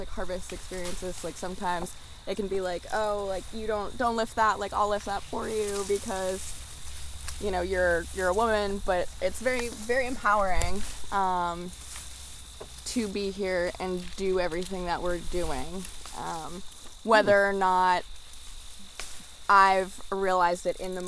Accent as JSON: {"language": "English", "region": "New Jersey", "country": "United States", "tie": "born or raised there", "moved": "as an adult", "lives_now": "Vermont, United States", "said": "I moved to Vermont in 2017. I grew up in New Jersey"}